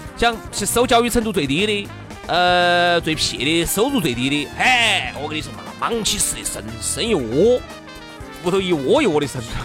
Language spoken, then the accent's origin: Chinese; China